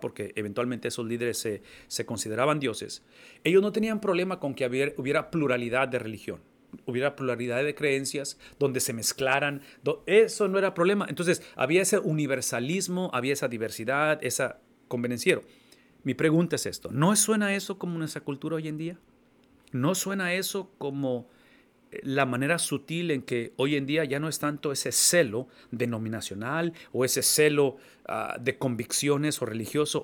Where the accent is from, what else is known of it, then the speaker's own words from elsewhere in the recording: Mexico; now in United States; como mexicano, que tengo la mitad de mi vida viviendo en Estados Unidos